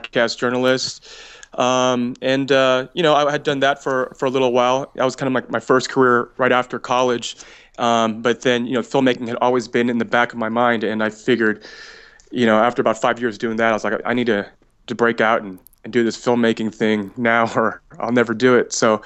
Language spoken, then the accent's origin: English; California, United States; moved away as an adult; also born or lived in Memphis / Phoenix; I'm from California